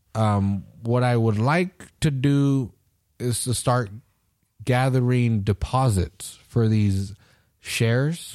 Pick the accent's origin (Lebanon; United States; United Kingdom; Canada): United States; I'm an American